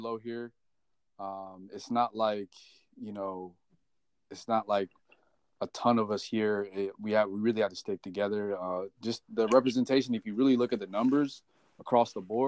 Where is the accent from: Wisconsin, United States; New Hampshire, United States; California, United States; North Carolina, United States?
California, United States; Sacramento; also born or lived in South Bend, Indiana; now in San Jose, United States; I'm originally from South Bend, Indiana. About 9 years old, I moved over to California, to Sacramento, California, to be exact.